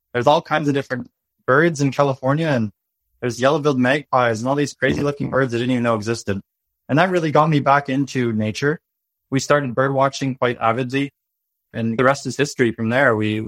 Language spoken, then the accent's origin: English; British Columbia, Canada; I grew up in British Columbia on a farm, about 200 acres in the Harmattan Valley. This valley surrounded by mountains and full of nature.